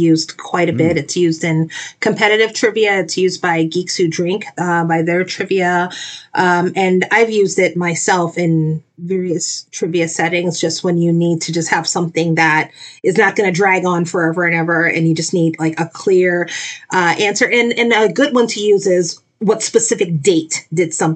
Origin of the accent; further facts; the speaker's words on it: New Orleans, Louisiana, United States; moved away; I'm originally from New Orleans, Louisiana